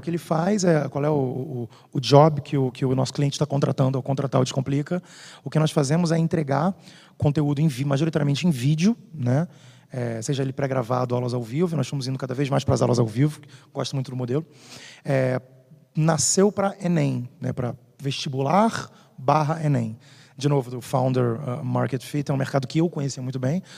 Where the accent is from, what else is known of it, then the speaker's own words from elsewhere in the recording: Rio de Janeiro, Brazil; sou do Rio